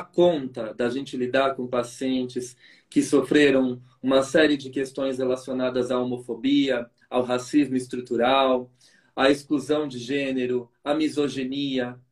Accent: São Paulo, Brazil; fui criado aí na Zona Sul de São Paulo

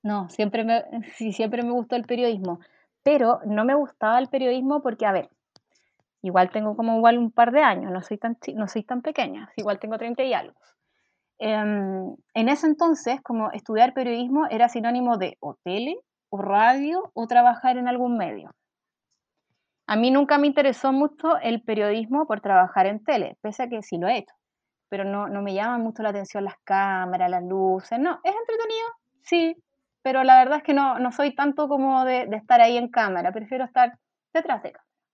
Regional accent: Quilpué, Valparaíso, Chile; moved away as an adult; also born or lived in Viña del Mar; now in Santiago, Chile; nací en Viña del Mar, pero siempre viví en Quilpué, que es una mm, comuna que está hacia el interior.

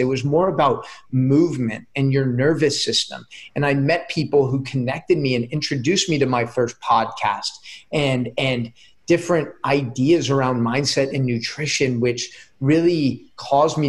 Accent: San Mateo, California, United States; moved away as an adult; also born or lived in Israel / Oregon; I grew up in the Bay Area. So right in Silicon Valley in a city called San Mateo.

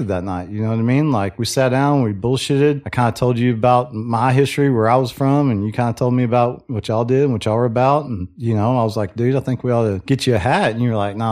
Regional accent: Waco, Texas, United States; I'm from Waco, born and raised, went to Midway High School

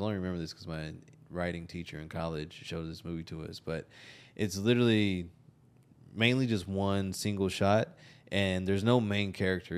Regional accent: Texas, United States; also born or lived in Austin; I'm not from Austin, but I've been in and out of the area for ten years, ten, eleven years. Like, I'm a Texas kid

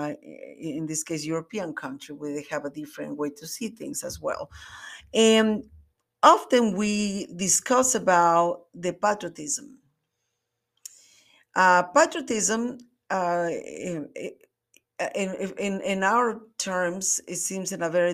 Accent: Mexico; moved away as an adult; now in United States; I was born and raised in Mexico, and I came to the States until I was like 22.

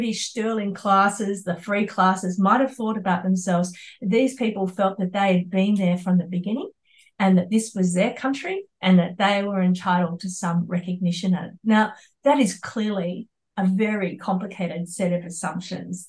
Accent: Australia; I'm an Australian historian, I'm an Australian citizen

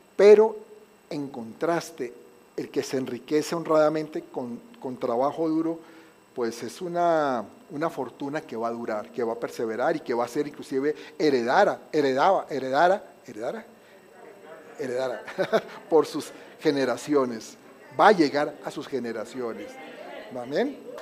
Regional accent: Colombia; moved away; es que en Colombia

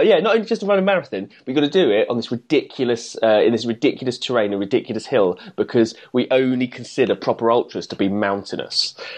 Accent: England, United Kingdom; as an English person

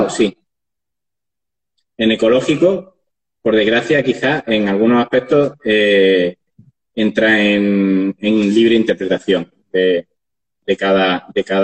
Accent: Andalusia, Spain; pues, por ejemplo, en Andalucía, sí, como al final soy andaluz y de aquí nacemos

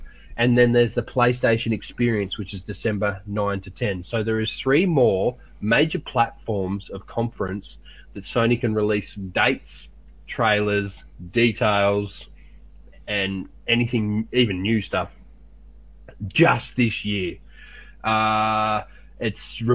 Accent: Australia

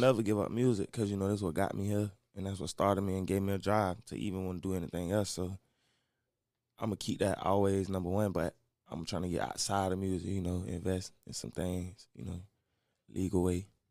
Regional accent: Orlando, Florida, United States; I'm from Orlando, Florida. Rico Cartel, Silver Pines

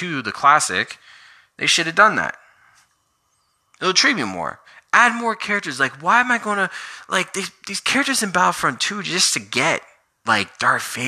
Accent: Canada; I'm from Canada.

